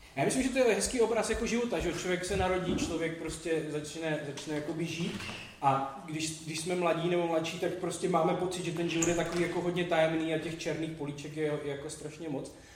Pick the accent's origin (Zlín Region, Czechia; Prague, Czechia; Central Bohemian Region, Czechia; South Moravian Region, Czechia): Zlín Region, Czechia; Vsetín; jsem ze Vsetína a v devadesátých letech na Vsetině nejdůležitější věc, která byla jediná, byl hokej